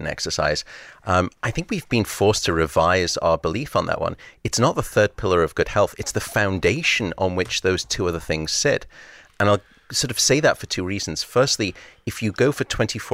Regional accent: Liverpool, North West England, United Kingdom; now in San Francisco, United States; I was born in Alderhay Hospital.

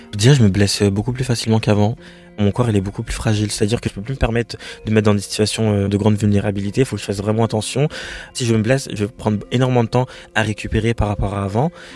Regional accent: France; je suis française

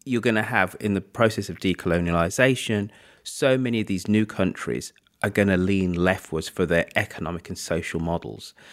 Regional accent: Birmingham, West Midlands, United Kingdom; as a Brummie

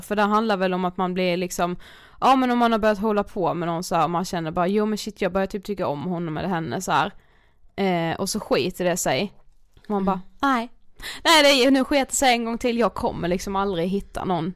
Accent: Karlshamn, Blekinge, Sweden; now in Stockholm, Sweden; vi kommer ju liksom från en mindre stad, ja. Karlshamn.

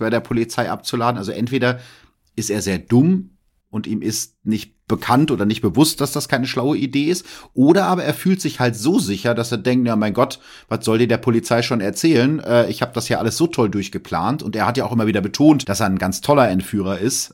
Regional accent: Germany; als Piefke

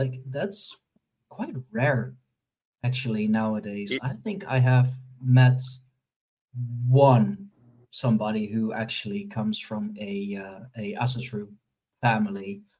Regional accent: Netherlands; I'm from the Netherlands myself

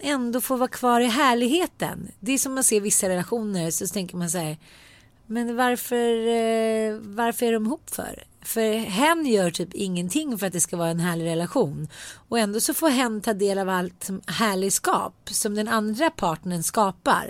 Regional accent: Sweden; jag är svensk

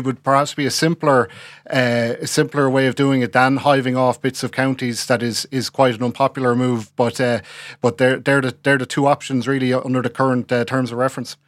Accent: Swords, Leinster, Ireland; I'm from Swords, twenty eleven. The estate that my parents lived in was cut off from the rest of the town

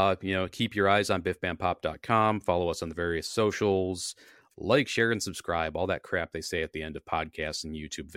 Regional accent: United States; as an American

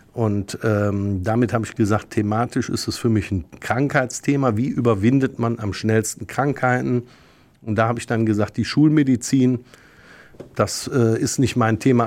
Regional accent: Rhineland, Germany; als Rheinländer

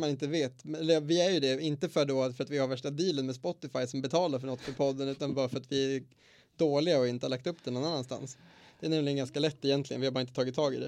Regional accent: Eskilstuna, Södermanland, Sweden; moved away; hemma i Eskilstuna

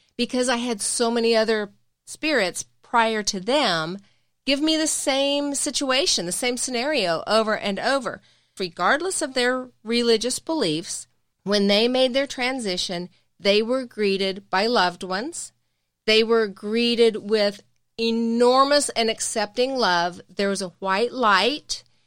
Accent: the South, United States; we're from the South

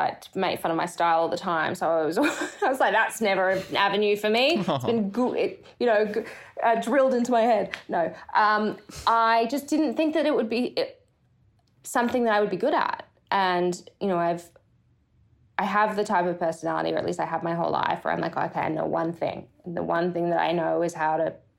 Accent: Brisbane, Queensland, Australia; moved away as an adult; now in United States; growing up in Australia, you know, I'm from Brisbane, Australia

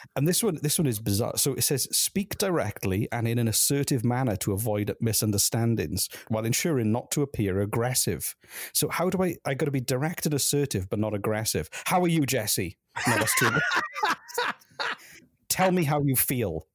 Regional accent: the Valleys, Wales, United Kingdom; now in Canada; I'm from a place called the Valleys

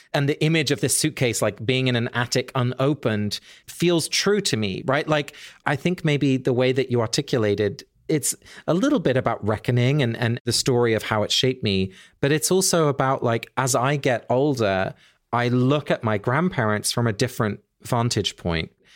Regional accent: England, United Kingdom; I grew up in England

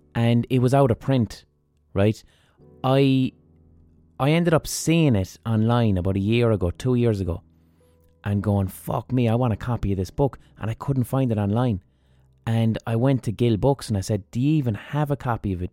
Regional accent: Ireland; Hiberno English is the English that we as Irish people speak

